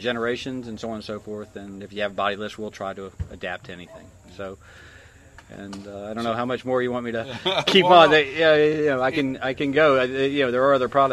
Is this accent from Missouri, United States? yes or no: no; Florida, United States; I'm from Florida. We got love bugs in Florida.